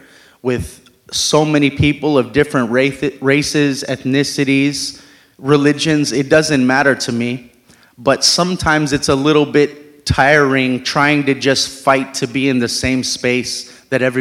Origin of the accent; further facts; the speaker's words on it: United States; I was born and raised in America